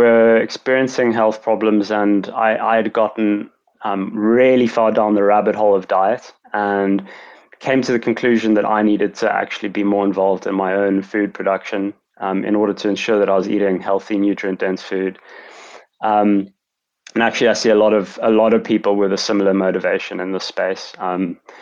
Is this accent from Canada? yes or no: no; Cape Town, Western Cape, South Africa; moved away as an adult; also born or lived in London; I'm from, as I mentioned, from Cape Town, South Africa. So I grew up in a very beautiful place.